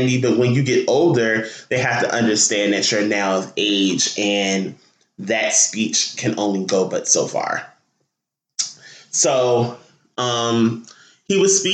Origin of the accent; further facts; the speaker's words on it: Newark, New Jersey, United States; Newark, New Jersey, my hometown